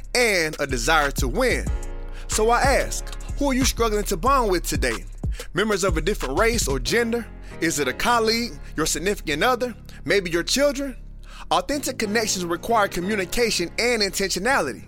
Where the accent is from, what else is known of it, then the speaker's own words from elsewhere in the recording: South Florida, United States; As a kid who was born and raised in South Florida